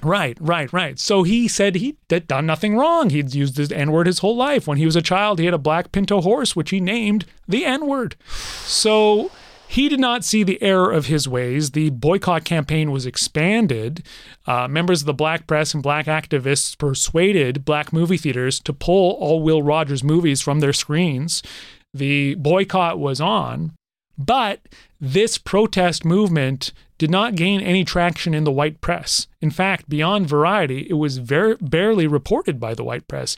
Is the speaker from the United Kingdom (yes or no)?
no; Canada; I'm Canadian